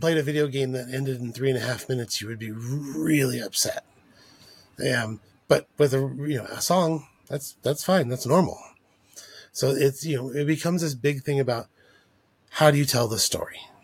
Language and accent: English; El Paso, Texas, United States; growing up in El Paso